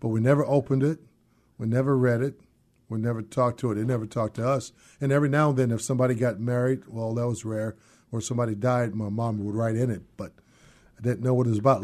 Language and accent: English; San Francisco, California, United States; moved away as an adult; now in Seattle, United States; was born and raised in San Francisco